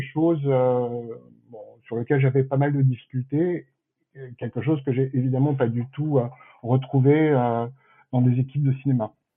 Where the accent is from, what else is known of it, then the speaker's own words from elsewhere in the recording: Paris, Île-de-France, France; je suis parisien d'origine hein, et fier de l'être